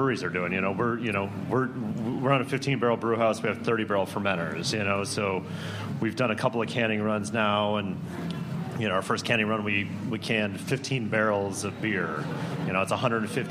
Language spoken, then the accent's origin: English; Minneapolis, Minnesota, United States; moved away; I'm from Minneapolis originally